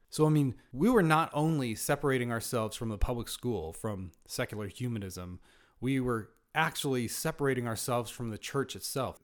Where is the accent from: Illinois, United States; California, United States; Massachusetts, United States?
California, United States; Northern; I was born in Southern California, raised in Northern California